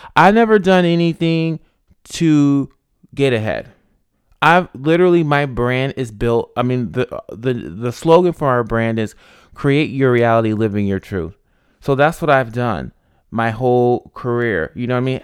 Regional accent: Albany, New York, United States; moved away as an adult; also born or lived in Rochester, New York; now in Los Angeles, United States; I was born in Rochester, but I grew up in Albany

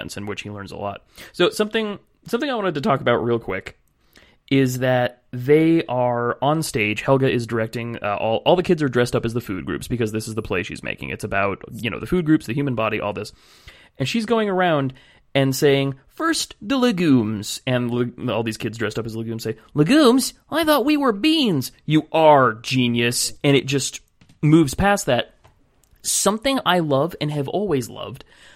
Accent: California, United States; I'm from California

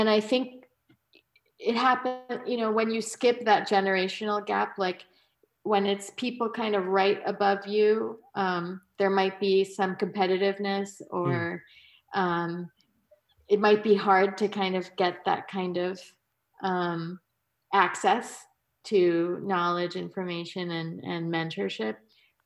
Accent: New York, United States; growing up in New York

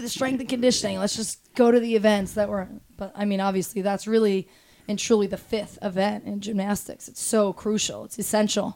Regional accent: Toms River, New Jersey, United States; I grew up in Toms River, New Jersey, so Jersey Shore

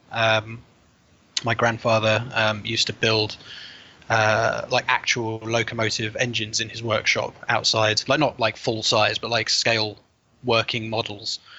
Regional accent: Chesham, South East England, United Kingdom; I grew up in a place called Chesham in Buckinghamshire, um, like that makes me sound really very home counties

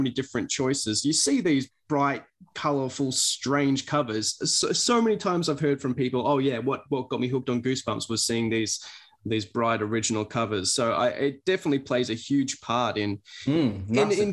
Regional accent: Australia; growing up in Australia as I did

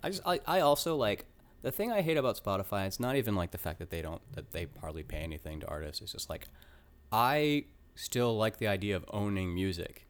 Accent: Cobb County, Atlanta, Georgia, United States; now in Brooklyn, United States; I grew up in, um, Cobb County, like East Cobb County

